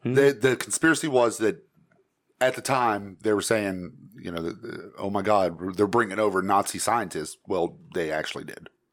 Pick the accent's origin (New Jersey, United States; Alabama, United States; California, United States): Alabama, United States; also born or lived in Huntsville; growing up in Alabama, spending some time in Huntsville